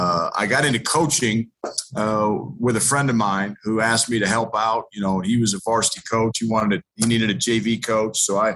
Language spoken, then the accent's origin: English; Colorado, United States; also born or lived in Kansas; I was actually an investment advisor for about 8 years here in my home state of Colorado, where I grew up.